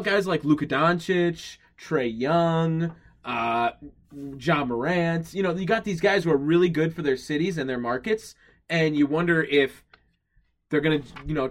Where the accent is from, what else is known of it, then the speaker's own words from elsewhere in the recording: Milwaukee, Wisconsin, United States; we are from Milwaukee